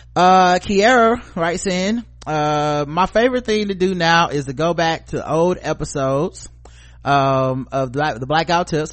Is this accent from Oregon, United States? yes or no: no; North Carolina, United States; I live in North Carolina